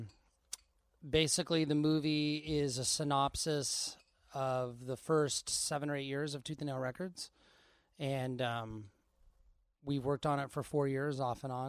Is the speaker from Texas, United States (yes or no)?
no; Portland, Oregon, United States; I grew up in Portland, Oregon